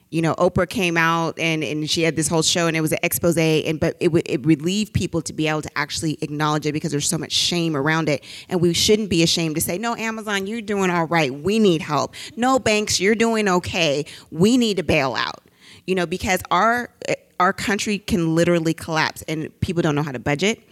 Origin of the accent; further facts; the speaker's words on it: the Bay Area, California, United States; I'm from the Bay